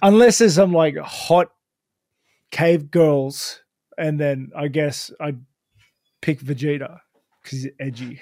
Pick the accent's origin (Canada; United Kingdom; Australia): Australia; Sutherland Shire, New South Wales; I grew up in Southern Shire